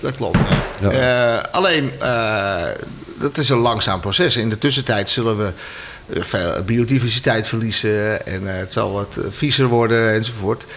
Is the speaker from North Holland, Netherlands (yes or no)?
yes; Amsterdam, North Holland, Netherlands; moved away as an adult; now in near Edam, Netherlands; ik ben geboren en getogen Amsterdammer. Dus ik ben echt een stadsjongen.